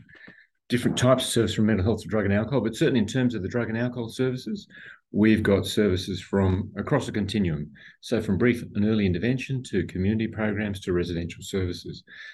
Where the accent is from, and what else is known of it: Australia; born or raised there; also born or lived in Nairobi, Kenya / Sydney, Australia